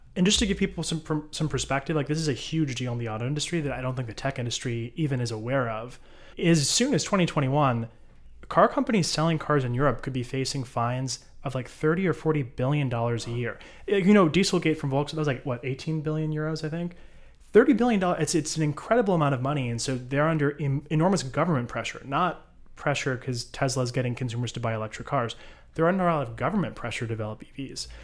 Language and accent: English; United States; moved away as an adult; now in Israel; I'm an American, no connection to Israel